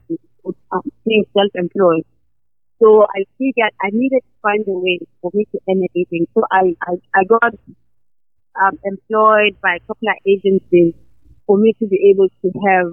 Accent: KwaZulu-Natal, South Africa; moved away; I am Zulu, I'm from KwaZulu-Natal

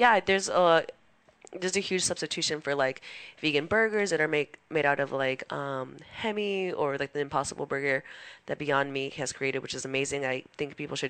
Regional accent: Los Angeles, California, United States; I'm from Boyle Heights, so that's a community that I tend to serve a lot because it means a lot to me.

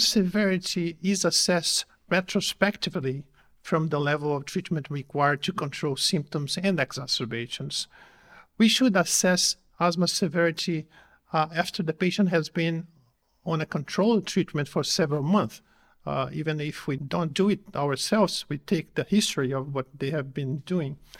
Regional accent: Brazil; I come from Brazil

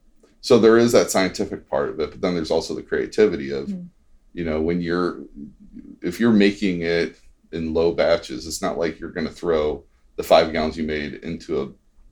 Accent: Missouri, United States; now in Gahanna, United States; I'm from Missouri. I went to a school called University of Central Missouri

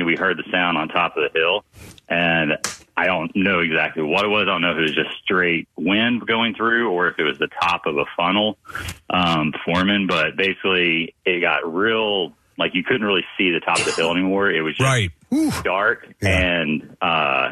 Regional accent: Texas, United States; moved away; I'm from Texas originally, so like I grew up with being around tornado sirens stuff my whole life

